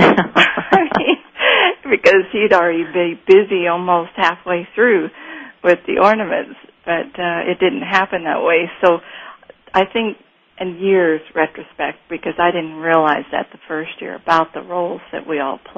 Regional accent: Kansas, United States; which is a uh, just something that signifies Mark to me. Growing up in Kansas, we

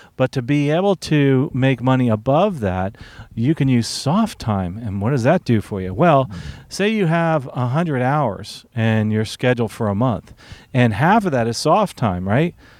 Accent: Newark, New Jersey, United States; moved away; originally I'm from Newark

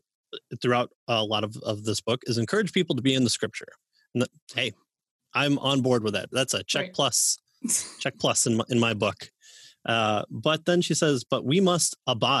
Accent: Midwest, United States; I'm a Midwesterner

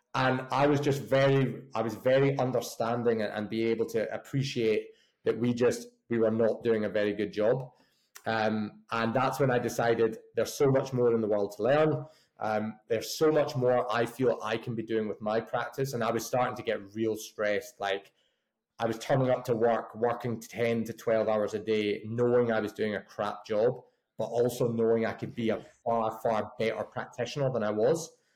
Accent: just outside of Glasgow, Scotland, United Kingdom; now in Bath, United Kingdom; originally from a little place just outside of Glasgow. So made the made the journey down south

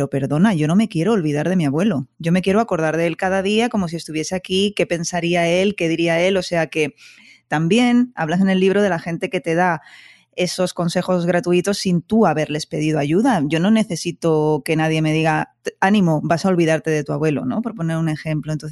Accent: Barcelona, Catalonia, Spain; Yo soy del Buen Pastor.

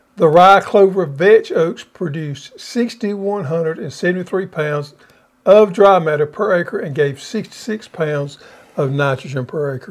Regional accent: the South, United States; we was raised here in the South

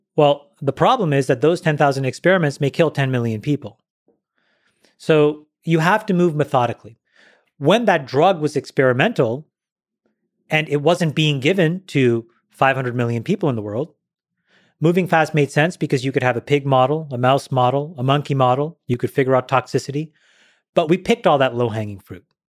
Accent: Ottawa, Ontario, Canada; I grew up in Ottawa, Ontario, Canada.

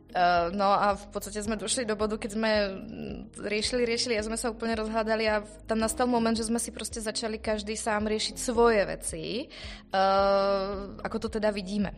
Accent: Slovakia; som Slovenka

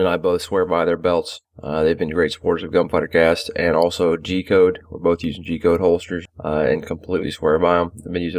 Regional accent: North Carolina, United States; down here in North Carolina, right here in my hometown.

